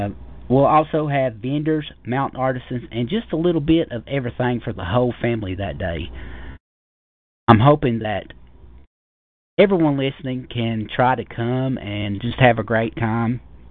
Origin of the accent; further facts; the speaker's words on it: Harlan, Kentucky, United States; an event that I've got going on in my hometown. It's called the first annual Harlan, Kentucky CryptoCon 2018